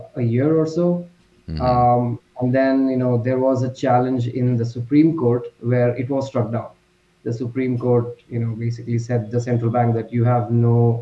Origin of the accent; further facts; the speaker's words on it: India; I'm from India